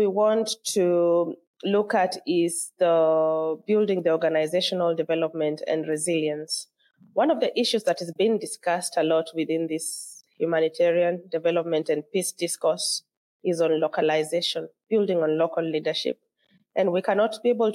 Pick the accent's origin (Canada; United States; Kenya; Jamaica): Kenya; moved away as an adult; now in Lomé, Togo; So I am Kenyan and I'm living in Togo